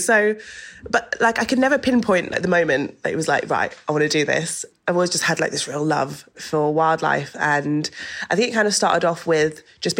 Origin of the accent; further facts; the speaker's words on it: Doncaster, Yorkshire and the Humber, United Kingdom; born there; because I was born in Doncaster, right, in South Yorkshire, and my dad still lives there.